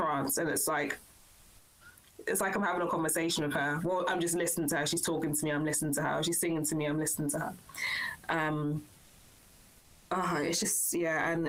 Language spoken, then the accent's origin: English; London, United Kingdom; moved away as an adult; also born or lived in Wellington, New Zealand; now in New Zealand; I was born and bred in London in England, and I whakapapa back to Nigeria